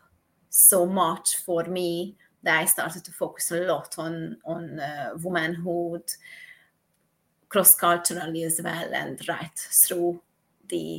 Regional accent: Hungary; moved away as an adult; now in Bournemouth, United Kingdom; I was born in Hungary and I moved to the UK in 2009. And here I am living in Bournemouth

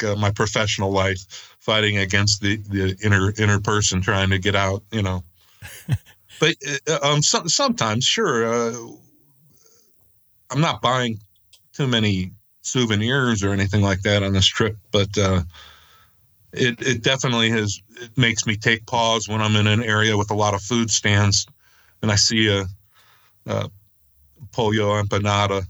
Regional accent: Cuyahoga Falls, Ohio, United States; I am from Cuyahoga Falls, Ohio, which is a suburb of Akron, Ohio

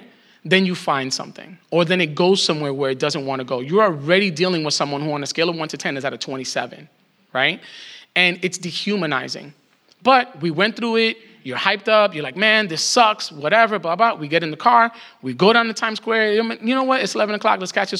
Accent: New York, United States; as a New Yorker

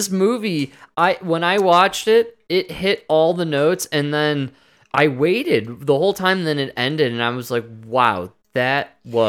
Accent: United States; As an American

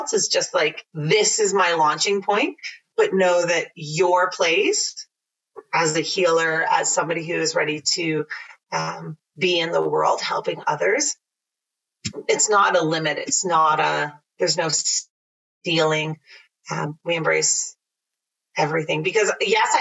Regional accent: Mildmay, Ontario, Canada; I grew up in Mild Bay

